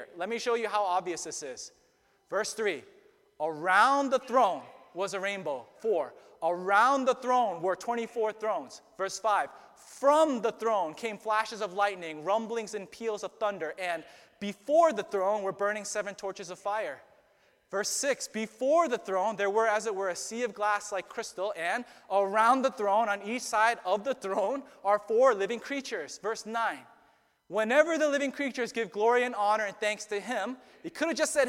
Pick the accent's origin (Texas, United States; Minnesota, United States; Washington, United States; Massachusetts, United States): Massachusetts, United States; Boston; also born or lived in Lowell, Massachusetts; I grew up here in Boston. I was born and raised. I was born in Lowell General Hospital, 40 minutes from here. I've never left.